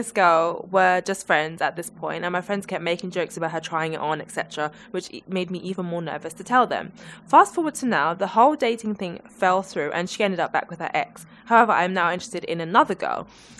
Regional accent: Zambia; I'm from Zambia and people from there are really forward. So I'm really forward, especially when it comes to guys.

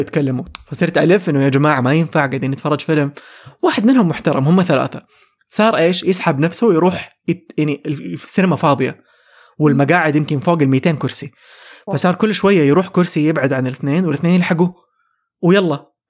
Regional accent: Saudi Arabia; عندنا في السعوديه

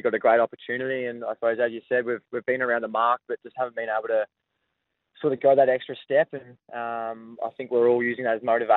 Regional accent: Warrnambool, Victoria, Australia; now in Adelaide, Australia; I'm from Warrnambool, down the southwest.

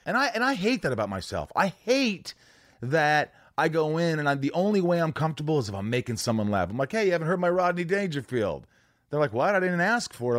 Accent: Indiana, United States; also born or lived in New York; I lived there for the first eight years

